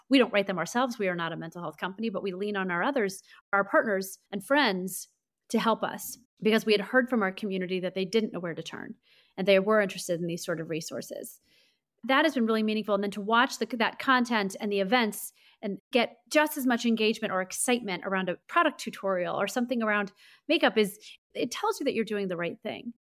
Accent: St. Louis, Missouri, United States; I grew up in Saint Louis, Missouri

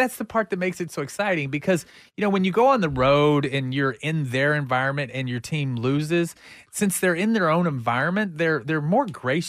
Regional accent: Texas, United States; I mean, I'm from Texas

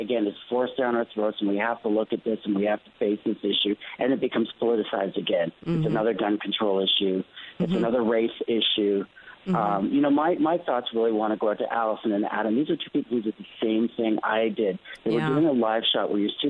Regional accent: Canada; I'm from Canada, I'm Canadian. I grew up with guns

